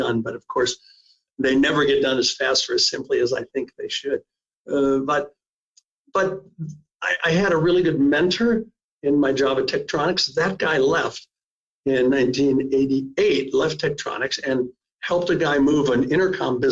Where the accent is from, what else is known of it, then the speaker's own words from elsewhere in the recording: Cleveland, Ohio, United States; moved away as an adult; also born or lived in São Paulo, Brazil / Ithaca, New York; now in Oregon, United States; I was born in Ohio, spent most of my years in the greater Cleveland area